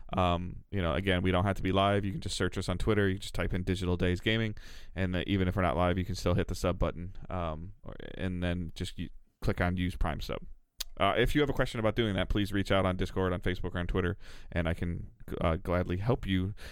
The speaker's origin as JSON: {"language": "English", "town": "Detroit", "region": "Michigan", "country": "United States", "said": "I'm from Metro Detroit"}